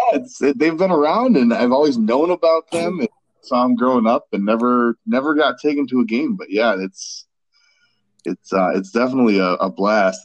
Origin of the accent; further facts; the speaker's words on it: Milwaukee, Wisconsin, United States; I grew up in Milwaukee